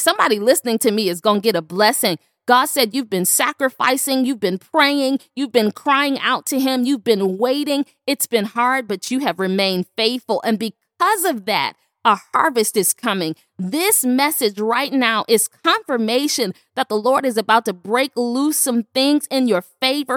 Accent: Buffalo, New York, United States; my hometown, Buffalo, New York

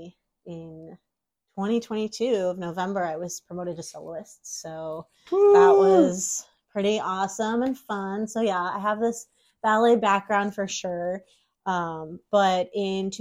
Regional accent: Tacoma, Washington, United States; also born or lived in Seattle, Washington; I'm originally from Tacoma, Washington, so about a 45-minute drive south from Seattle

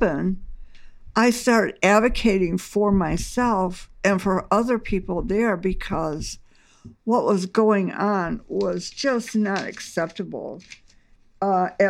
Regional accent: Batavia, Illinois, United States; also born or lived in Omaha, Nebraska; now in Aurora, United States; I was born and raised in Batavia

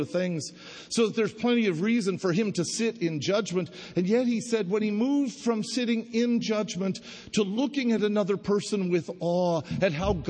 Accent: Denver, Colorado, United States; I grew up in Denver, been a lifelong Denver Bronco fan.

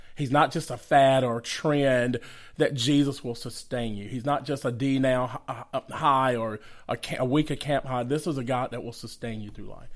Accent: Conyers, Georgia, United States; also born or lived in Macon, Georgia / Atlanta, Georgia; we grew up partially in Macon, Georgia, and then most of our lives in Conyers, Georgia

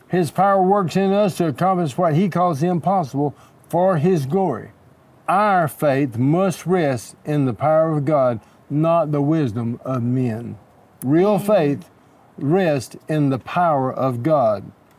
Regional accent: Texas, United States; now in Los Angeles, United States; I'm from Texas.

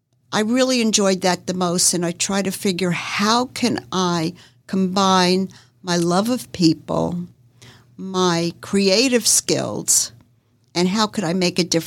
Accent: Northeast, United States; now in Jacksonville, United States; I moved here 40 years ago and I moved from the Northeast, and moving to the South was really culture shock for me.

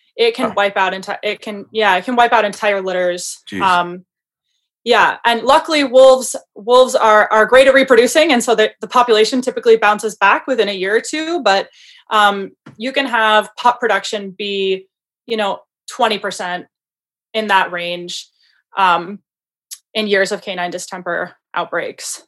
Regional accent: Michigan, United States; moved away as an adult; also born or lived in Montana / Pennsylvania; I'm originally from Michigan

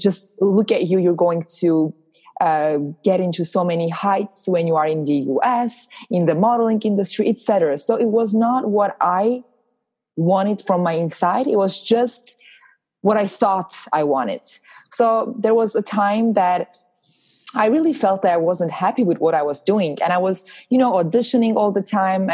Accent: Armenia; moved away as an adult; now in Los Angeles, United States; I'm originally from Armenia. I moved to Los Angeles about 4 years ago

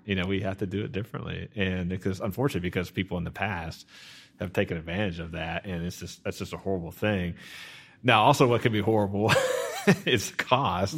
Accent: Garland, Texas, United States; now in Sachse, United States; I grew up in Garland

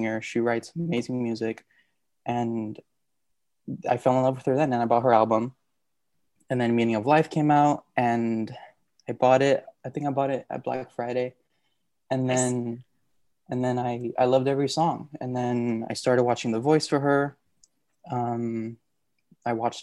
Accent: Puerto Rico; now in Monterey County, United States; I'm from Monterey, but I'm originally from Puerto Rico

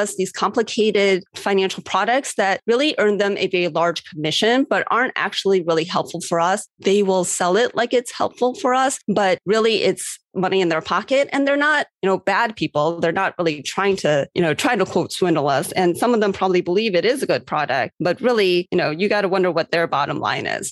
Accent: Cleveland, Ohio, United States; I was in Cleveland, Ohio, which was my hometown

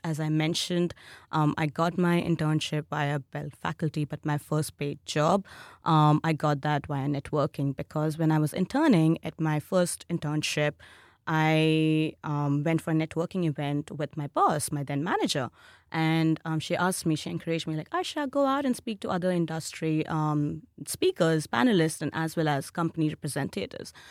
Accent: India; moved away as an adult; now in Australia; my home country, which is India

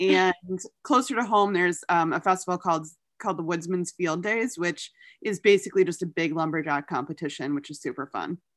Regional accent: New York, United States; my home state of New York

